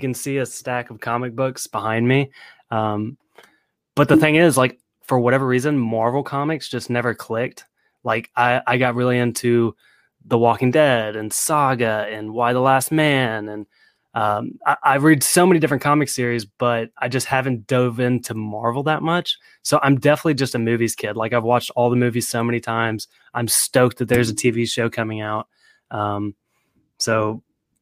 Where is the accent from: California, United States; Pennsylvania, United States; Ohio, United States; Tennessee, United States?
Tennessee, United States; Nashville; I'm 26. I'm from Nashville, Tennessee.